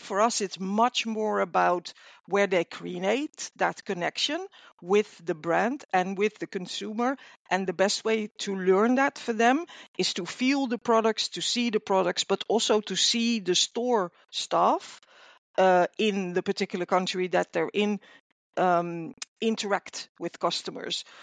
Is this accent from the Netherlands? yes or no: yes; Netherlands; I'm from the Netherlands